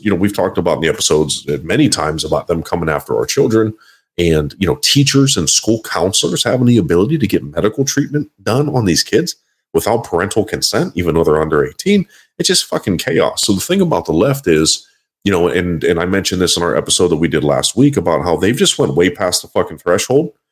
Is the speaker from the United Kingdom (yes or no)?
no; Quebec, Canada; I am not Canadian. I am Quebecois.